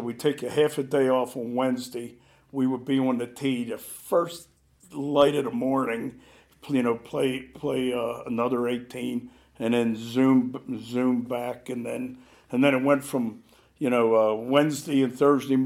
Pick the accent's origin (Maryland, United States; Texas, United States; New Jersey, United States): Maryland, United States; Baltimore; moved away; I grew up in Baltimore, and East Baltimore, and there's a golf course there called Clifton Park